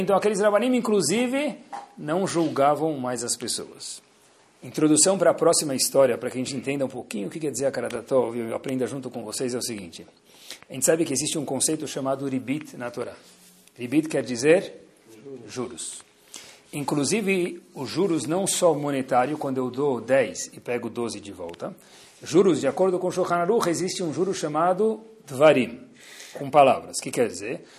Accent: Brazil; nós somos brasileiros e brasileiras

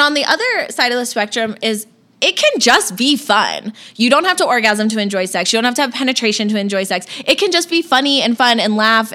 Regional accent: Florida, United States; moved away as an adult; I grew up, born and raised in Florida. Was there for tw- first 21 years of my life

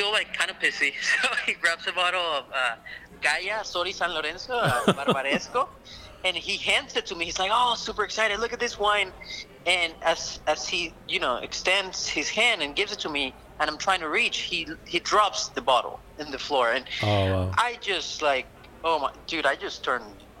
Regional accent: Caracas, Capital District, Venezuela; my hometown, Caracas

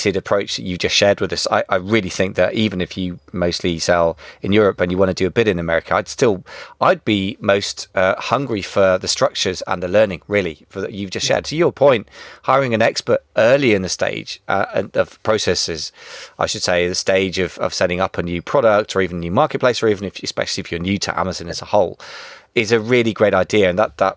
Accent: United Kingdom; first language English

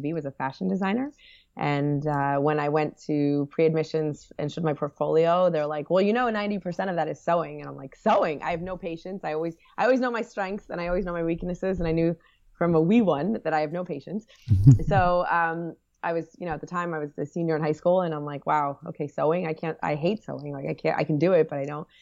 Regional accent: New Jersey, United States; also born or lived in Washington, D.C.; I'm from, I grew up in Jersey, a Jersey girl

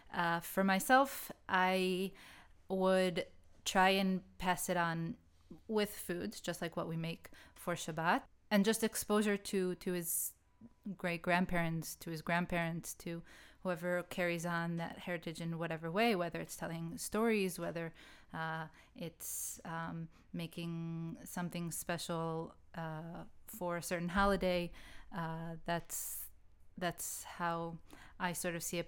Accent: United States; When I grew up in the States, I grew up only in Ashkenazi schools

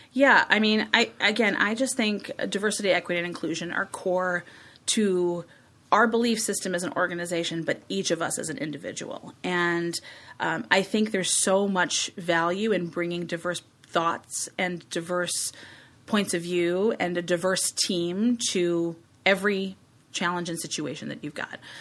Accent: Chicago, Illinois, United States; I grew up in Hyde Park

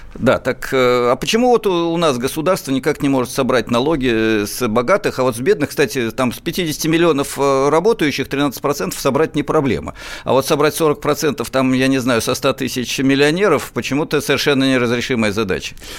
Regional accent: Moscow, Russia; мы и сами москвичи.

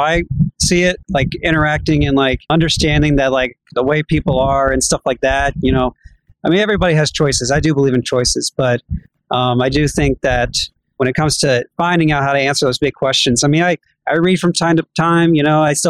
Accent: Georgia, United States; also born or lived in New Jersey; I was born in New Jersey, and I was 3 months old, and then right away we went down to Georgia, and I've been here ever since

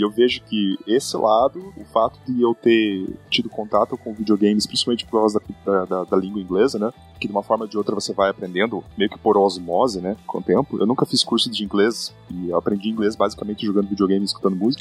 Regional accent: Curitiba, Paraná, Brazil; moved away as an adult; now in New York, United States; Eu sou natural de Curitiba, morei basicamente minha vida inteira em Curitiba, no Brasil, e ano passado, no começo do ano passado, eu migrei para os Estados Unidos. Eu vivo e trabalho hoje em Nova York

